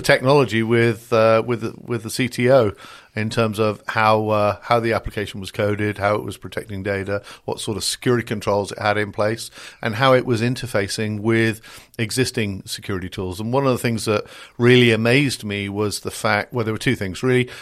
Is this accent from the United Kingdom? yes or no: yes; United Kingdom; accent: British; moved away as an adult; now in United States; I'm a Brit. You can tell from the accent here, but I live the other side of the pond and have done for the last thirty odd years